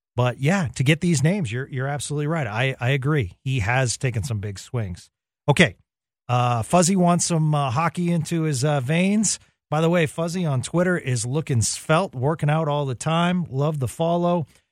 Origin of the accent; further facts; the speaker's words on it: Boston, Massachusetts, United States; moved away; I grew up in the Boston area